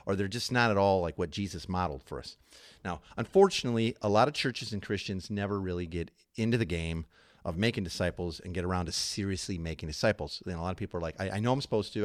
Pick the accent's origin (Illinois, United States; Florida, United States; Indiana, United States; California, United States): Illinois, United States; Chicago; moved away; I'm from Chicago